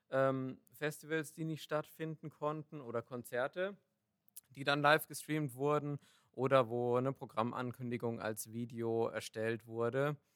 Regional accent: Nuremberg, Bavaria, Germany; born there; now in Düsseldorf, Germany

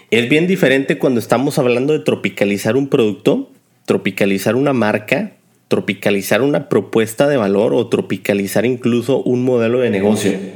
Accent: Mexico; nosotros como mexicanos

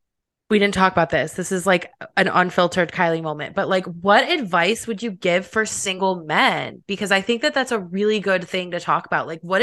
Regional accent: Cleveland, Ohio, United States; I'm from Cleveland

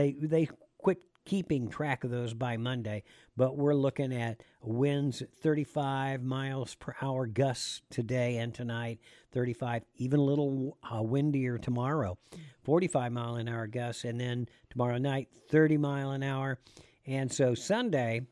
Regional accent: Kansas, United States; moved away; when I grew up in Kansas

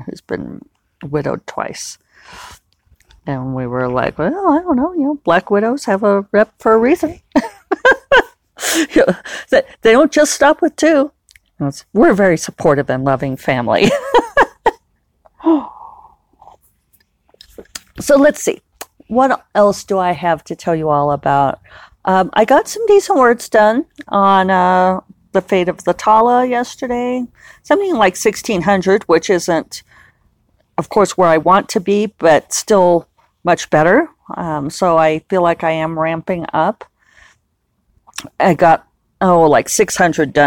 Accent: United States; me being American

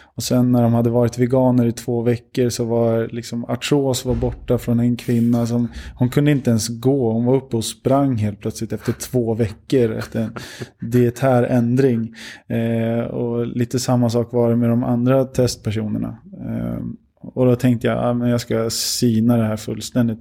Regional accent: Sweden; jag är ändå uppvuxen i Sverige

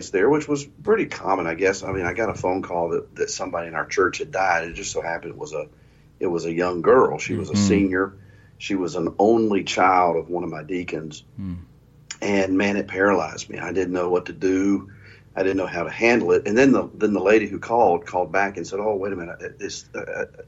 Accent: North Carolina, United States; I grew up in North Carolina

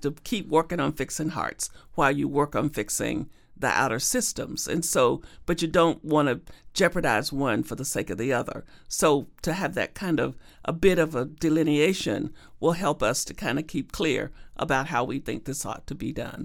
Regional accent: Arkansas, United States; growing up in Arkansas and segregated Arkansas with a sharecropping father

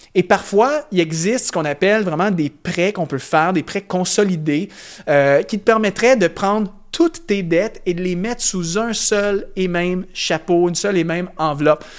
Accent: Canada; par chez nous au Canada

